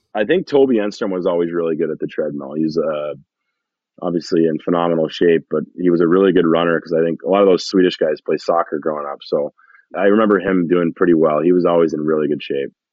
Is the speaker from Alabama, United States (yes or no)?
no; Massena, New York, United States; I'm from in Messina, New York